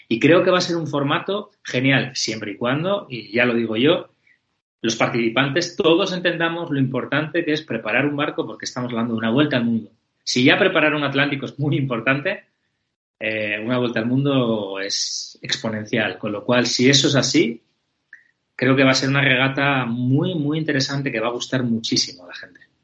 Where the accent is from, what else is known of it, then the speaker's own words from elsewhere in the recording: Spain; somos muy españoles